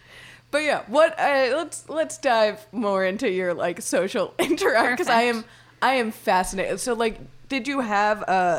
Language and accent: English; Miami, Florida, United States; where I grew up in Miami, it's a very Latin culture.